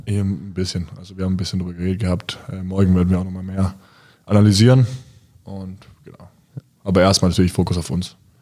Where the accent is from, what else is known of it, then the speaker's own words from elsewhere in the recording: Bayreuth, Bavaria, Germany; moved away; also born or lived in Bamberg; ich komme aus Bayreuth und ich äh, liebe meine Heimatstadt